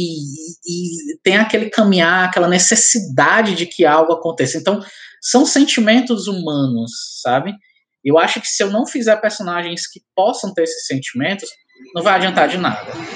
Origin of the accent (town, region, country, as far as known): Ceará, Brazil